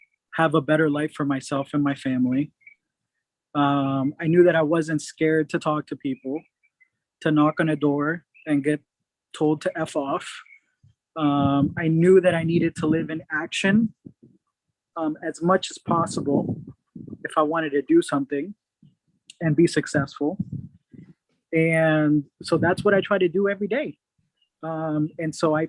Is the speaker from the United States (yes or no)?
yes; Atlanta, Georgia, United States; moved away as an adult; also born or lived in Puerto Rico; now in California, United States; I grew up 8.5 years in Puerto Rico. Had a significant loss in my family. Lost my mom and grandma at an early age. Oh. And ended up moving to Atlanta with my aunt and uncle, and stayed there till I was out of college